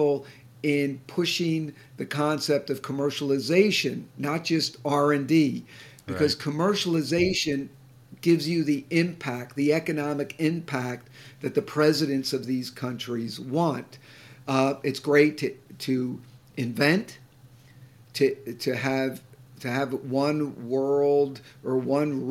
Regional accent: Boston, Massachusetts, United States; I'm from the Boston area

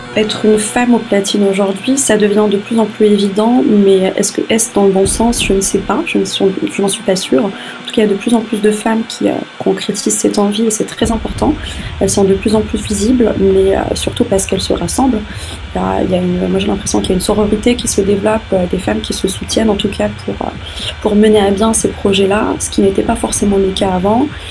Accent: Rabat, Rabat-Salé-Kénitra, Morocco; j'ai grandi au Maroc

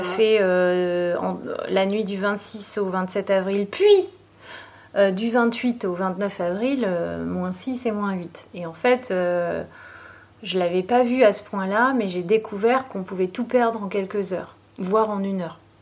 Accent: Libourne, Nouvelle-Aquitaine, France; je suis née à Libourne et j'ai grandi euh, ici en fait.

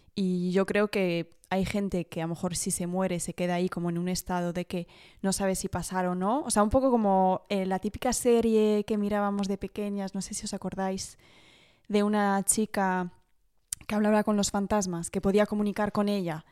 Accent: Paris, Île-de-France, France; soy francesa, como decían así, que he, bueno, he nacido en París, eh, pero mis dos padres son españoles

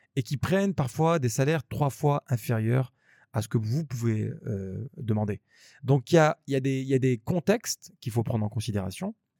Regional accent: Grenoble, Auvergne-Rhône-Alpes, France; moved away as an adult; now in Abu Dhabi, United Arab Emirates; on vient de Grenoble, c'est une petite ville.

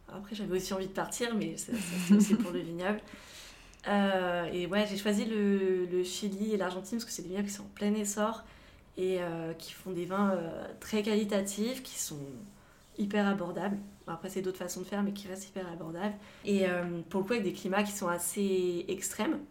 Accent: Savoie, Auvergne-Rhône-Alpes, France; also born or lived in Grenoble / Avignon / Montpellier; J'habite euh, en Savoie, je suis originaire de Savoie. Euh, j'ai toute ma famille ici.

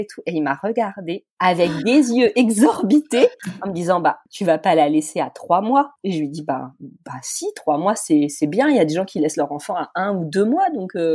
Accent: Brittany, France; accent: French; moved away as an adult; also born or lived in Nièvre; now in Lübeck, Germany; Je suis née dans le centre de la France. J'ai grandi vraiment, enfin, j'ai passé mon adolescence euh, et j'ai grandi en Bretagne.

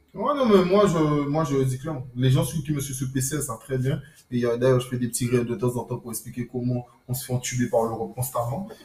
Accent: France; en tant que Français

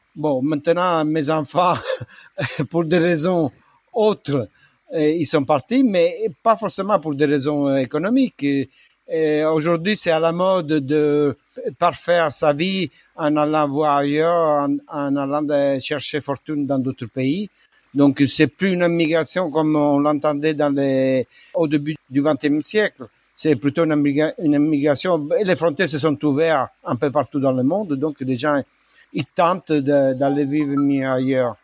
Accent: Palermo, Sicily, Italy; French is a second language; moved away as an adult; also born or lived in Normandy, France; now in Roquefort-les-Pins, France; Je suis né le 29 06 1949 à Palerme, en Sicile. J'ai vécu 27 ans en Sicile.

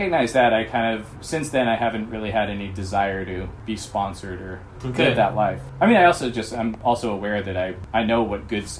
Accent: Texas, United States; I mean, despite wanting to be a Californian, I grew up in Texas and I was fairly ignorant and sheltered.

